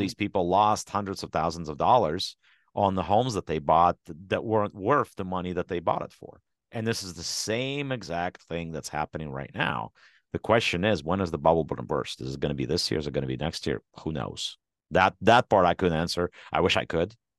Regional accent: Ukraine; moved away; my home country, which is Ukraine.

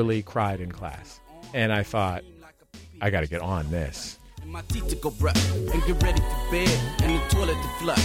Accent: San Francisco, California, United States; I am from the San Francisco Bay Area. I'm from San Francisco

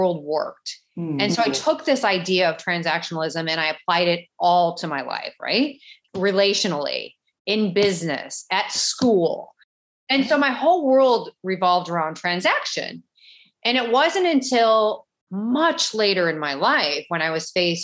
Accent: St. Louis, Missouri, United States; now in Miami, United States; I'm originally from St. Louis, definitely a Midwestern girl

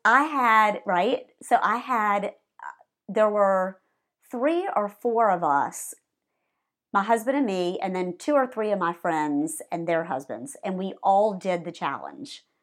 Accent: Savannah, Georgia, United States; also born or lived in Baltimore, Maryland; now in Atlanta, United States; I grew up in Savannah, Georgia, eating fried chicken and cheeseburgers

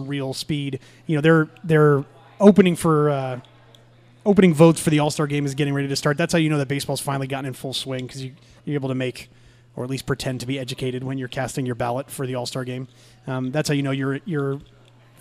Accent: San Jose, California, United States; I grew up in San Jose.

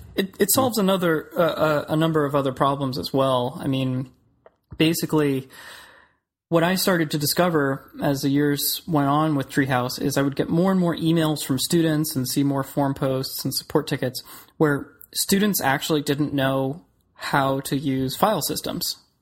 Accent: Clearwater, Florida, United States; also born or lived in Orlando; I grew up in Clearwater, which is in the Tampa Bay area, and I came over to Orlando to go to school.

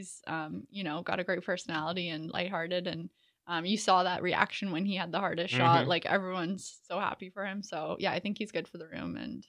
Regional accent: Canada; I mean, I can't talk accents. I'm Canadian.

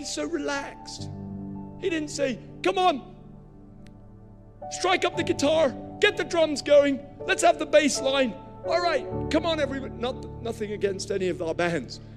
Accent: Nigeria; I was born in Nigeria. I grew up there.

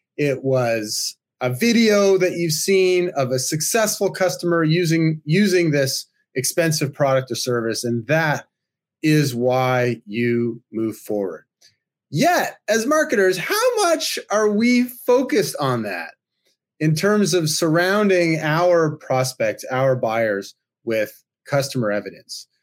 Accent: Toronto, Ontario, Canada; my hometown here in Toronto

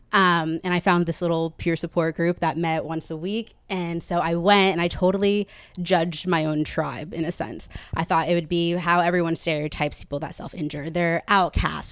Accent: Katy, Texas, United States; moved away as an adult; now in New York, United States; I'm from Katy, Texas, and I lived a typical Texas life. I was a cheerleader

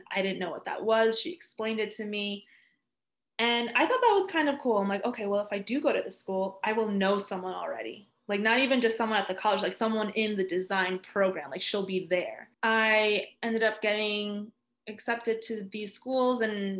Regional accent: New York, United States; first language Spanish; English is a second language; I grew up in New York, because not only am I really close to the city, but I'm not that far from New Jersey.

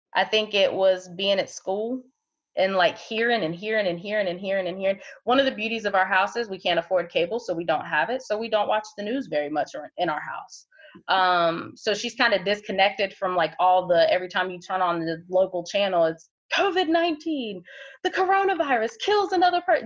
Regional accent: Ohio, United States; now in Wilmington area, North Carolina, United States; I'm originally from Ohio

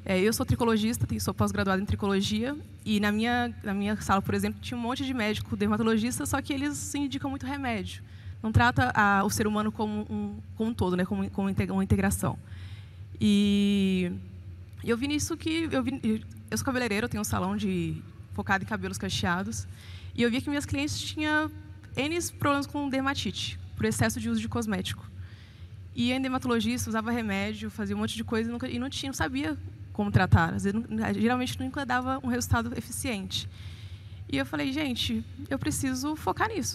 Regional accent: Almenara, Minas Gerais, Brazil; now in Belo Horizonte, Brazil; eu sou de Almenara, nordeste de Minas, e moro em BH há 13 anos.

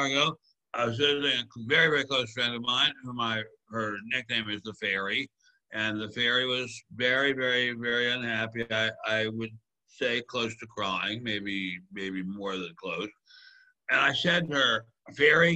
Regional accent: Maryland, United States; my home state of Maryland

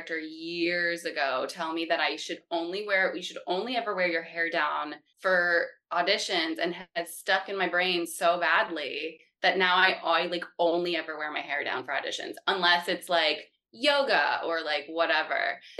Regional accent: Louisville, Kentucky, United States; born there; also born or lived in North Carolina / Florida / Pennsylvania; now in New York City, United States; I was born in Kentucky. I was born in Louisville, Kentucky, but I moved around a lot. So I lived in North Carolina, Florida, Pennsylvania. And then I moved to New York City when I turned 18

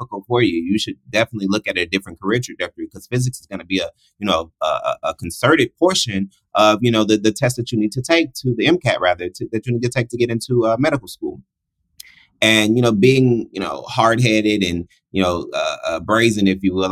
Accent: Houston, Texas, United States; I was born in Houston, Texas

